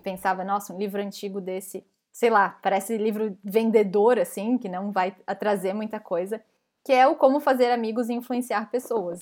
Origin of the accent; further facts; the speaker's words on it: Brazil; moved away as an adult; eu sou a única PM estrangeira lá dentro. E tem mais um dev também, que é brasileiro